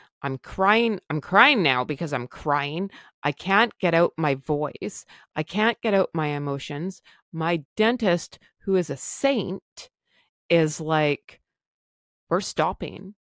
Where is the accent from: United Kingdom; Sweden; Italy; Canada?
Canada; I am Canadian.